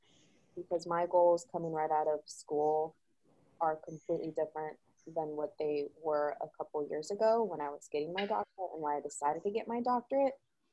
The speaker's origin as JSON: {"language": "English", "region": "Southern California", "country": "United States", "tie": "born or raised there", "said": "Born and raised in Southern California"}